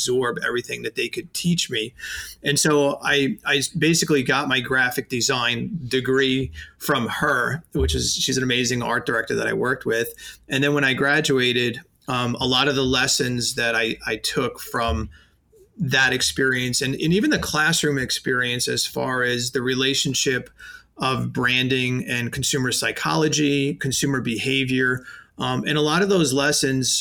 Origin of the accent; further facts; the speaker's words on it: New York City, New York, United States; accent: New York; I knocked on every sign company door in Staten Island